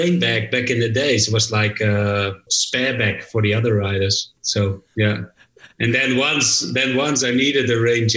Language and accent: English; Netherlands; English is a second language; growing up in Holland, where you have to study like all the foreign languages because nobody speaks Dutch.